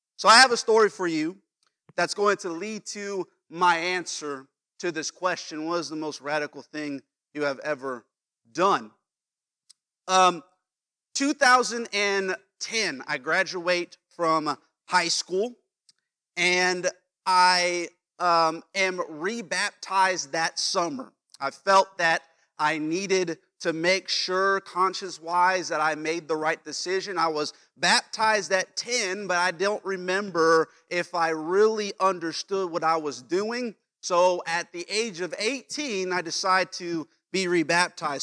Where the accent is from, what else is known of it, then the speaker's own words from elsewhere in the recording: Las Vegas, Nevada, United States; moved away as an adult; Las Vegas, where I'm from